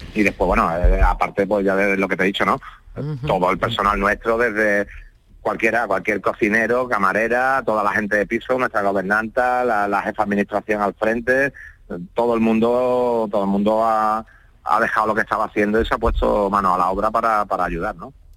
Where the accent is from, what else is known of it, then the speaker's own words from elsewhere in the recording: Lepe, Andalusia, Spain; soy de Lepe, vivo en Lepe